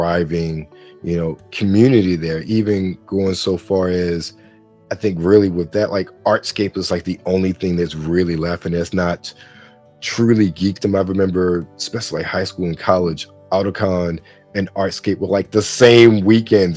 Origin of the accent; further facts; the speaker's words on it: Baltimore, Maryland, United States; moved away as an adult; I'm born and raised in Baltimore, even though I don't live there anymore.